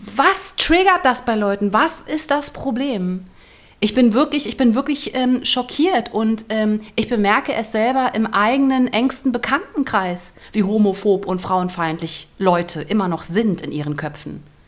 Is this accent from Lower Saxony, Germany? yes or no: no; Berlin, Germany; moved away; Ich komme ja aus Berlin eigentlich.